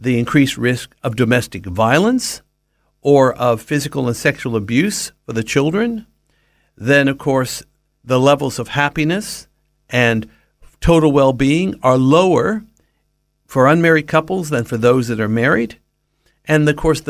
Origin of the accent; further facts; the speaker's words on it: Southern California, United States; Having been born and raised in Southern California